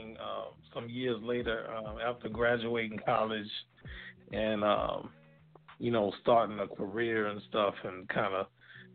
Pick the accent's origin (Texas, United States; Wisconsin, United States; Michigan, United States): Texas, United States; Galveston; now in Houston, United States; I'm originally from Galveston, Texas, born and raised, and I live in the Houston area now.